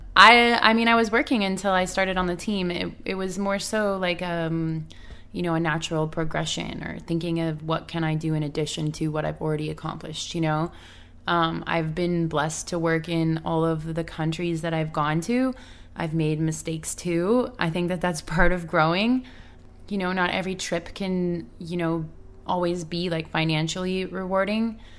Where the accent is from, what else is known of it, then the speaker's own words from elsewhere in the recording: Canada; now in Los Angeles, United States; I'm from Canada, so I'm still in L A. I'm, like, you know, I'm not from here